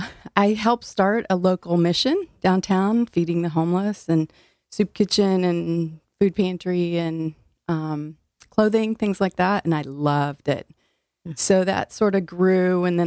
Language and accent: English; Illinois, United States; now in New Haven, United States; I am originally from Illinois.